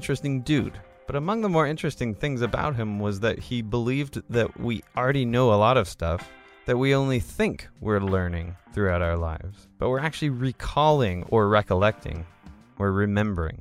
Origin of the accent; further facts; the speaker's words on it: Chico, California, United States; I was born in Inlow Hospital in my lovely hometown of Chico, California